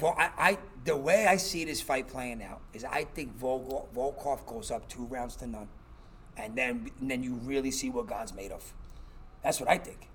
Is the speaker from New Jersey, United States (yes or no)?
yes; Newark, New Jersey, United States; moved away; we're from the East Coast. We grew up around this kind of stuff and street guys in Newark